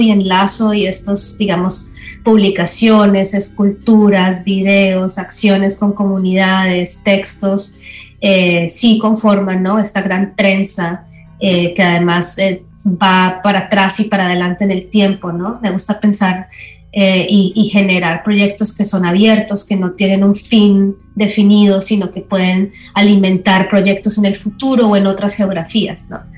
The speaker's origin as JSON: {"language": "Spanish", "country": "Colombia", "moved": "yes", "lives_now": "Los Angeles, United States", "said": "soy artista colombiana, residente en Los Ángeles"}